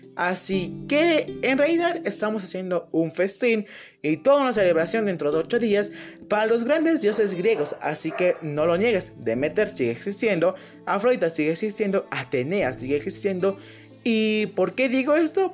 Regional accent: Mexico; somos mexicanos, somos latinos

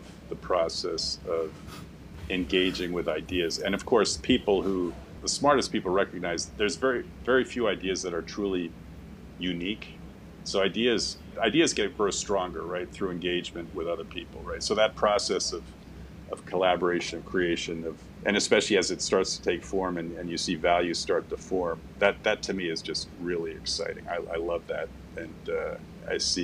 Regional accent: Boston, Massachusetts, United States; moved away; also born or lived in New York / London / Berlin; I was born in Boston

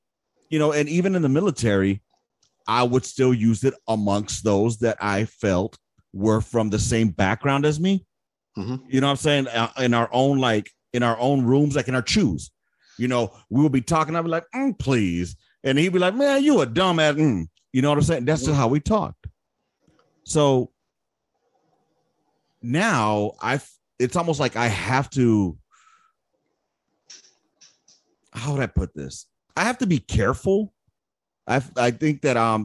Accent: Los Angeles, California, United States; born or raised there

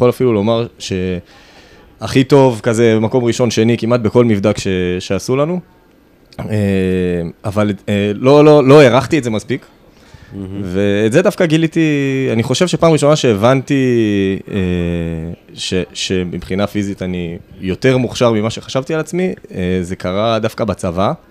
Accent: Kfar Saba, Central District, Israel; אז אה, אני גדלתי פה, בכפר סבא.

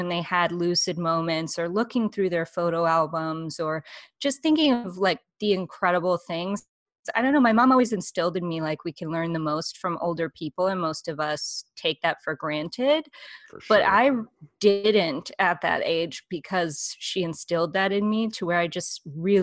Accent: Laramie, Wyoming, United States; I'm from Laramie, Wyoming. It's a small town.

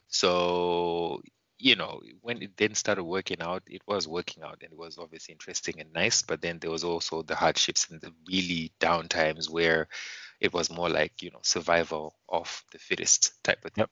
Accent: Mutare, Manicaland, Zimbabwe; moved away as an adult; now in Warsaw, Poland; pretty much born and raised. Uh, it, it's called the Eastern Highlands, uh, city called Mutare

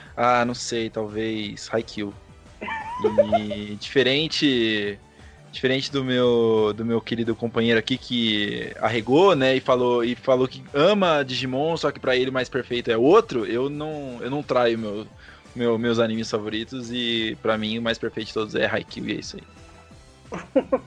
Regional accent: Curitiba, Paraná, Brazil; Eu sou de Curitiba, do Paraná, aqui na terra do Pinhão

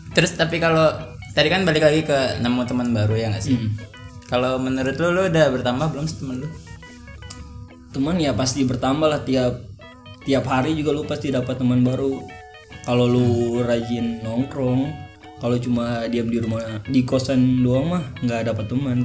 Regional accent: Ternate, North Maluku, Indonesia; moved away as an adult; now in Jakarta, Indonesia; gua tuh asal dari Ternate

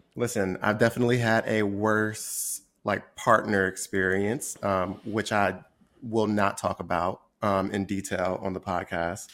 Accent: Trenton, New Jersey, United States; moved away as an adult; also born or lived in Washington, D.C. / New York; I grew up in Trenton, New Jersey, which I, I grew up in a predominantly black environment.

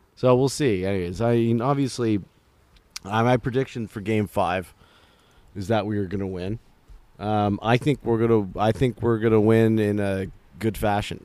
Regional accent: Toronto, Ontario, Canada; we're, we're from Toronto

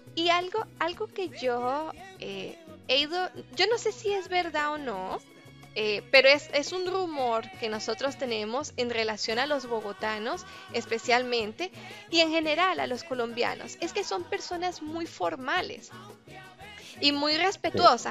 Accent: Táchira, Venezuela; quienes nacimos en el Táchira y, crecimos y vivimos en el Táchira

